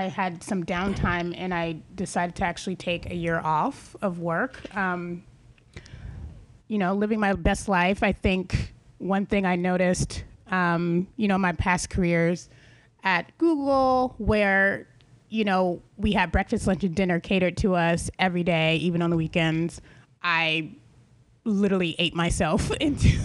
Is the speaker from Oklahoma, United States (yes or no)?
no; Atlanta, Georgia, United States; moved away as an adult; now in California, United States; I was raised in Atlanta, Georgia, and, being raised in the South